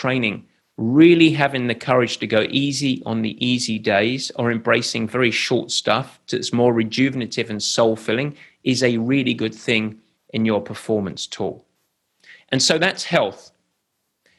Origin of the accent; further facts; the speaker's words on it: England, United Kingdom; I'm English